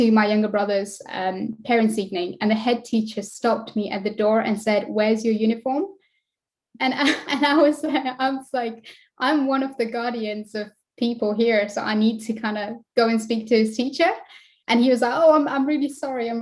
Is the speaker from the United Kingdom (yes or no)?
yes; West Midlands, United Kingdom; I am from West Midlands in the UK, in England